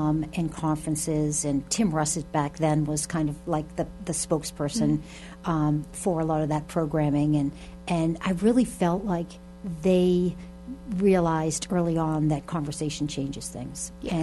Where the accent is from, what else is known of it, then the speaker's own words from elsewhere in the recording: Arlington, Massachusetts, United States; I'm originally from Arlington, went to Arlington Catholic, and then went on to Boston College